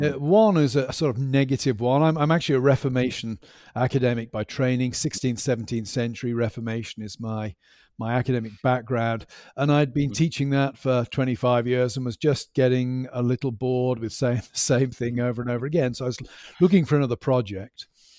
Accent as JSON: {"language": "English", "town": "Stroud", "region": "South West England", "country": "United Kingdom", "tie": "born or raised there", "said": "No, I'm from the United Kingdom, specifically from England. I grew up in the West Country over in Gloucestershire near a town called Stroud."}